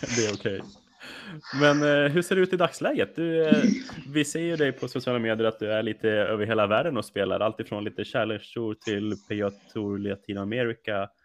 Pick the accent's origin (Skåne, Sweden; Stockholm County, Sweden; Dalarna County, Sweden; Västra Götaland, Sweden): Dalarna County, Sweden; Rättvik; moved away; Jag som är uppvuxen uppe i Rättvik i Dalarna